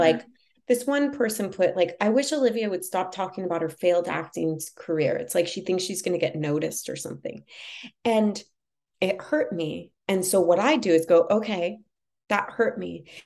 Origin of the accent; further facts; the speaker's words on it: Los Angeles, California, United States; Growing up in Los Angeles and, you know, being exposed to things really young